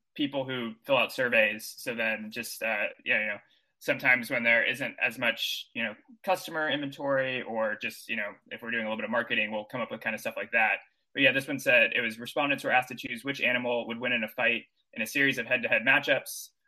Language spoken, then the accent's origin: English; Texas, United States; also born or lived in Missouri; now in New York City, United States; I'm from Texas originally. I went to school in Missouri